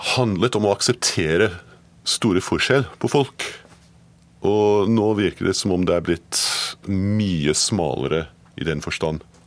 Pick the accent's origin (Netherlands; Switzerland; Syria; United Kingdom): United Kingdom; Edinburgh, Scotland; Norwegian is a second language; moved away as an adult; also born or lived in Glasgow / London; now in Norway; Jeg er født født i Glasgow og oppvokst i Edinburgh, men forlot landet mitt da jeg var 18